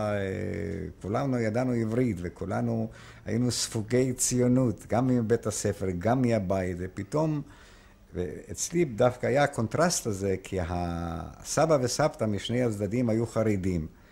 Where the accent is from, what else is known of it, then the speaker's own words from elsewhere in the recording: Lviv, Lviv Oblast, Ukraine; Hebrew is a second language; moved away as an adult; also born or lived in Haifa, Israel; now in Israel; מוצאי מפולין, נולדתי בפולין בעיר לבוף שהיום אוקראינה, אז הייתה פולין